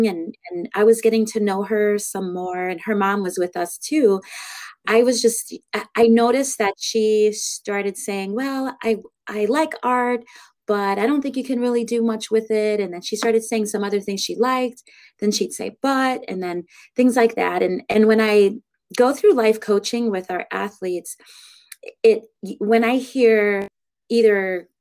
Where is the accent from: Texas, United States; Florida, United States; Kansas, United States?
Florida, United States; Pompano Beach; moved away as an adult; now in Appleton, United States; I'm originally from Florida, Pompano Beach, Florida, which is just north of Fort Lauderdale. And I moved up to the Appleton, Wisconsin area when I was 19 years old